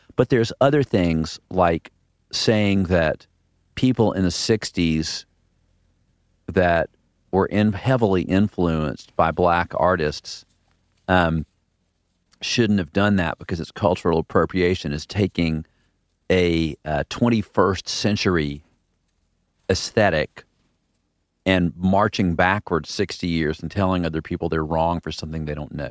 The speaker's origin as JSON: {"language": "English", "region": "the South", "country": "United States", "tie": "born or raised there", "said": "growing up in the South"}